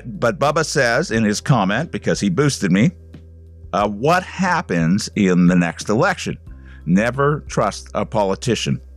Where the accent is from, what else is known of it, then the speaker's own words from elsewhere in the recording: Canada; as a Canadian